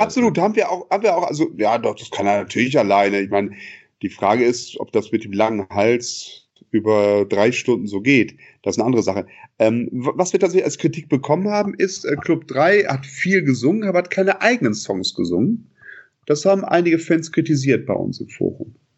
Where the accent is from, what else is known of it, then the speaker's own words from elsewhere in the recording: Bonn, North Rhine-Westphalia, Germany; als Bonner